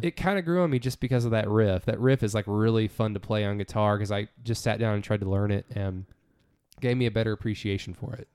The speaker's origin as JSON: {"language": "English", "country": "United States", "said": "we're from America"}